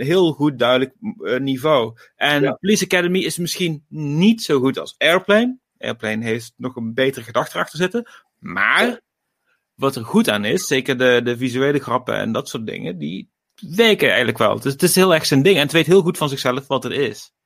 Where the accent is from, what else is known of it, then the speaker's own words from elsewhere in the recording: Gemert, North Brabant, Netherlands; uit Gemert, waar ik vandaan kom